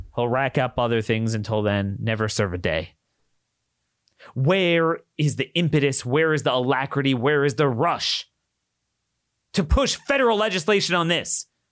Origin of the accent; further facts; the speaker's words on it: Baltimore, Maryland, United States; my hometown, Baltimore